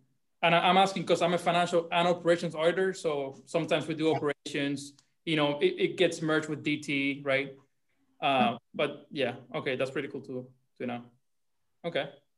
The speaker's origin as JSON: {"language": "English", "country": "Cuba", "tie": "born or raised there", "moved": "yes", "lives_now": "Palm Beach Gardens, United States", "said": "First and foremost, I was born and raised in Cuba."}